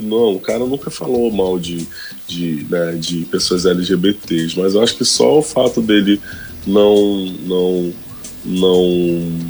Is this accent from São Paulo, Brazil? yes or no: no; Rio de Janeiro, Brazil; also born or lived in Vidigal, Rio de Janeiro / Campo Grande, Zona Oeste, Rio de Janeiro; Eu sou nascido e criado no Complexo da Pedreira